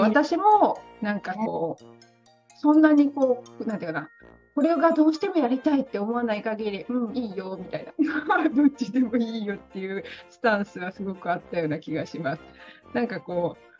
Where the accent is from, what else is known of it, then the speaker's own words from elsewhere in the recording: Chiba, Japan; moved away as an adult; also born or lived in Nara / Osaka / Okayama / Nagoya; now in Indonesia; 奈良で生ま、生まれて、親も転勤族で、千葉で育って